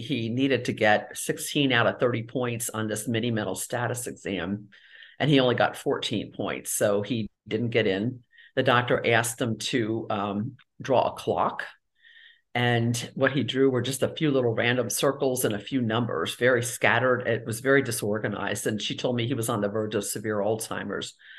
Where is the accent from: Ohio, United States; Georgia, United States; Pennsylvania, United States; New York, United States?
Ohio, United States; Cincinnati; moved away as an adult; also born or lived in Tampa Bay area, Florida; I grew up in Cincinnati and did a lot of my training in Cincinnati, Ohio